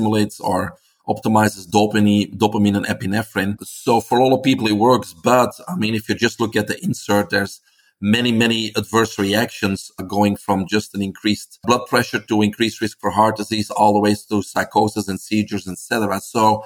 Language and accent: English; Belgium; English is a second language; moved away as an adult; now in United States; I came here from Belgium. That's why I have this accent. In 1997, I was in my 20s